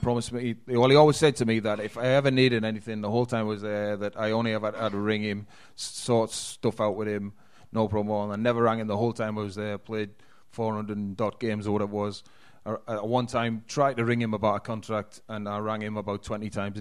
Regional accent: Geordie, North East England, United Kingdom; I'm a Geordie as well

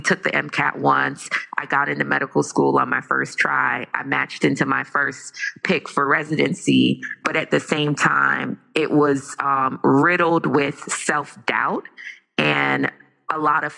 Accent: Jamaica; I am Jamaican

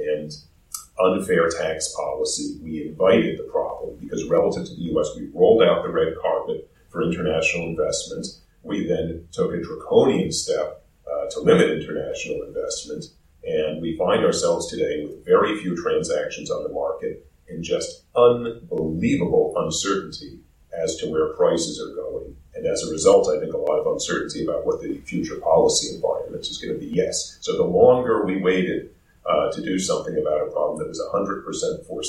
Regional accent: United States; moved away as an adult; now in Vancouver, Canada; I'm American

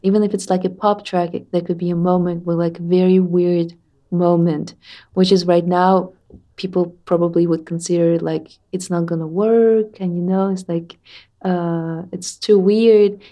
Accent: Tatarstan, Russia; I'm from Tatarstan

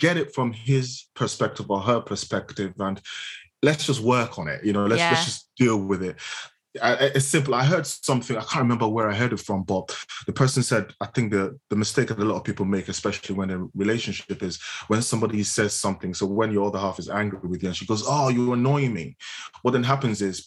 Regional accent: Nigeria; moved away; I spent half my life in Nigeria, which is where I was born. Growing up in Nigeria

